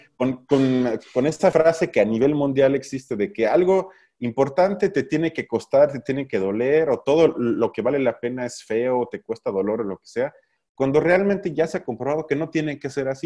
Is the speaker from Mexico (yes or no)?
yes; Mexico; somos un país de mierda